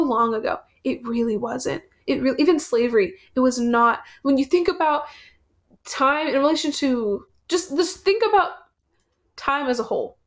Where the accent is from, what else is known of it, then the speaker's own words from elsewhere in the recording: United States; I was born in America and an American citizen